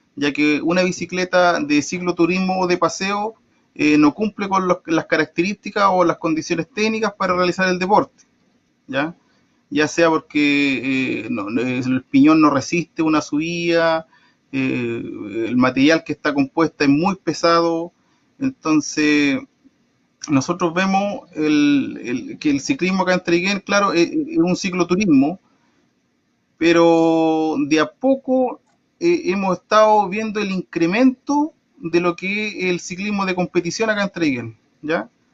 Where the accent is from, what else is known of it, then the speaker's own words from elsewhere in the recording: Traiguén, Araucanía, Chile; yo soy de acá de Los Trigales